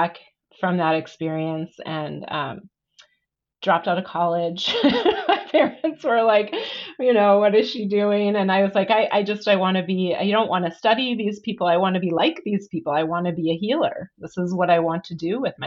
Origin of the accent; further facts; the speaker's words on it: Wisconsin, United States; now in Portland, United States; I grew up in the Midwest.